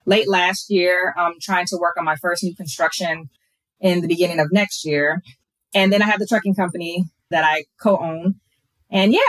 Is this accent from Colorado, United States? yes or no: no; Minneapolis, Minnesota, United States; moved away as an adult; also born or lived in Elk River, Minnesota; now in Fort Worth, United States; I was born and raised in Minnesota. I'm now in Texas